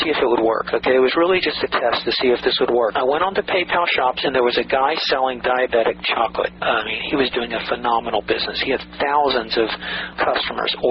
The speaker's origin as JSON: {"language": "English", "town": "Atlanta", "region": "Georgia", "country": "United States", "tie": "born or raised there", "said": "a kid I grew up with in Atlanta"}